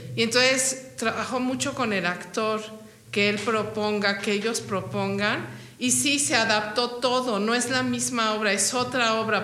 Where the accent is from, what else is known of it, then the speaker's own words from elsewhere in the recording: Mexico; quiénes somos como mexicanos